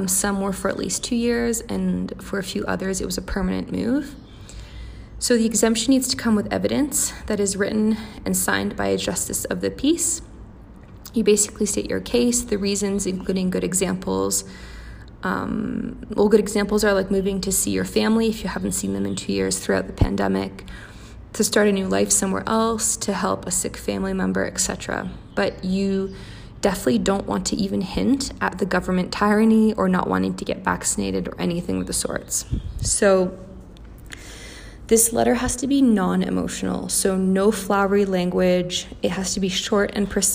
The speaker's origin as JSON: {"language": "English", "country": "Canada", "also_born_or_lived": "Australia", "moved": "yes", "lives_now": "Mexico", "said": "I'm Canadian"}